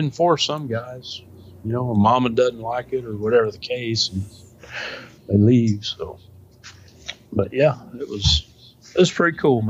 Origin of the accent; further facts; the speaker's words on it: United States; I was like, holy cow, I'm glad I'm an American.